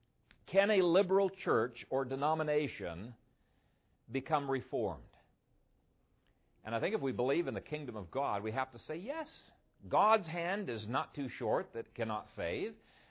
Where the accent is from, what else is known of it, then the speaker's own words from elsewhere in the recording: Ethiopia; I grew up in Ethiopia, and we had to study a little bit of the history of Ethiopia.